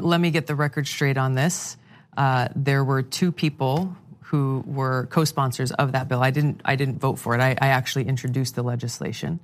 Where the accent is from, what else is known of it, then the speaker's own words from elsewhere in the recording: Hawaii, United States; my home state of Hawaii